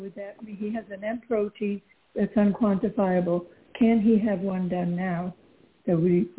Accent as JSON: {"language": "English", "country": "Poland", "tie": "born or raised there", "moved": "yes", "said": "I was born in Poland."}